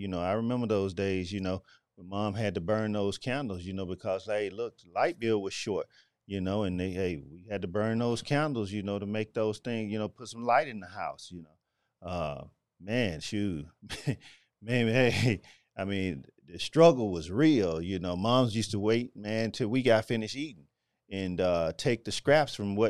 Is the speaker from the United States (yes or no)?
yes; Memphis, Tennessee, United States; Man, shoot. Man … man. I'm from the Whitehaven area, you know, / Lakeview Garden.